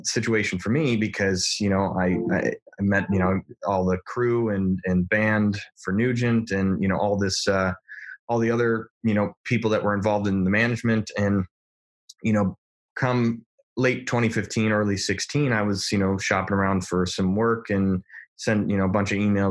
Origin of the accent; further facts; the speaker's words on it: Detroit, Michigan, United States; I'm from Detroit